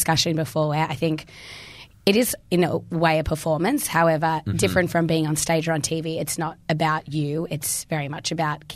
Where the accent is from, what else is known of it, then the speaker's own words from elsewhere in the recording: Melbourne, Victoria, Australia; moved away as an adult; also born or lived in South Africa; now in Brisbane, Australia; I'm originally from South Africa because I'm so cultured. But yeah, I've been in Melbourne since I was one.